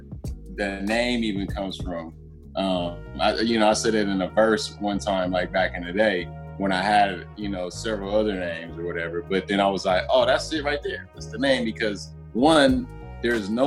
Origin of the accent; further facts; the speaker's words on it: Los Angeles, California, United States; I grew up in Koreatown